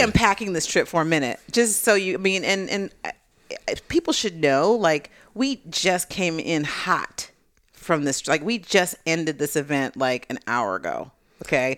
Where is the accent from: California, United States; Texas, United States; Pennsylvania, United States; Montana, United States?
California, United States; I'm from California